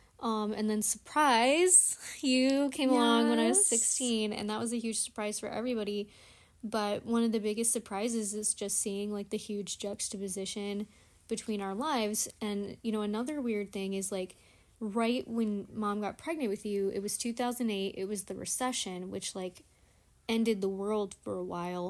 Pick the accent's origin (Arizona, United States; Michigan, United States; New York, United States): Michigan, United States; Flint; now in Georgia, United States; I grew up in Michigan